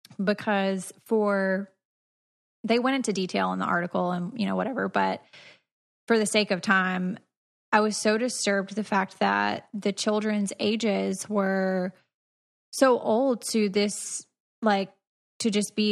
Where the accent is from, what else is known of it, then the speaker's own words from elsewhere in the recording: Georgia, United States; And I'm from Georgia, so